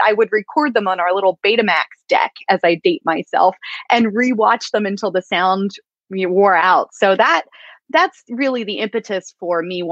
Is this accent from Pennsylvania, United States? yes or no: yes; Pennsylvania, United States; I grew up in Amish country, Pennsylvania, far from the ocean